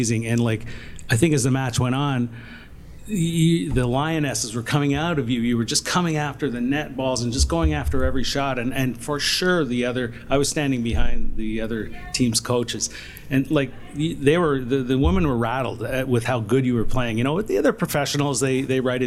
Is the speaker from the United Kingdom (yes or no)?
no; Ontario, Canada; as a Canadian, as an Ontarian